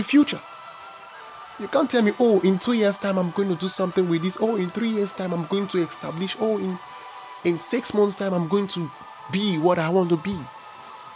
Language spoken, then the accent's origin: English; Nigeria; we are the most populous nation in Africa. Oh, I'm Nigerian.